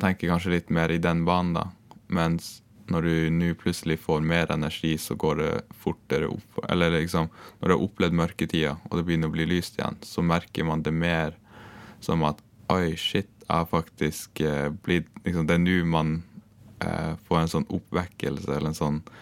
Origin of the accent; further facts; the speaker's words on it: Gratangen, Troms, Norway; jeg er fra Grattangen i uh, Troms